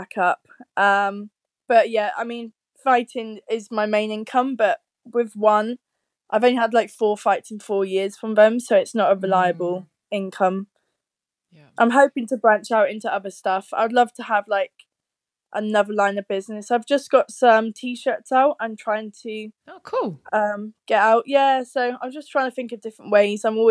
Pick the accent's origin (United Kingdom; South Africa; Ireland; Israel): United Kingdom; moved away as an adult; now in Leeds, United Kingdom; It's right at the very bottom of the UK